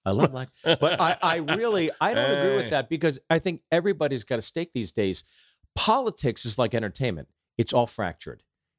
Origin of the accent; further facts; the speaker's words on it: New York, United States; And, you know, we're cut from the New York cloth, right?